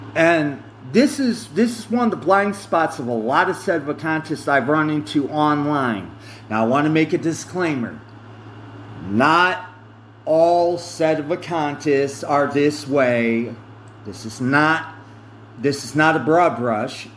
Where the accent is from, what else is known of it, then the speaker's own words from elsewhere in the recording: United States; I did start out as a Protestant, Protestant because I'm an American